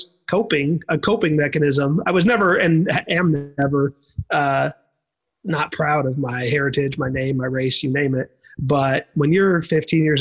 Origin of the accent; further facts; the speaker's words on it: Toronto, Ontario, Canada; moved away; I was born in Canada. And so my younger years were in Toronto